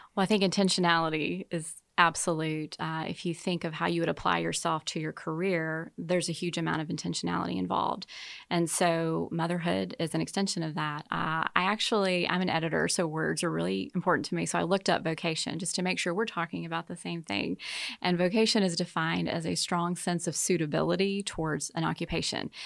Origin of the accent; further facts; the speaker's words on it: Baton Rouge, Louisiana, United States; moved away as an adult; also born or lived in Slidell, Louisiana / Kansas City; I'm from Deep South, Baton Rouge, and, uh, met my husband at college, and, uh, grew up with, uh, wonderful parents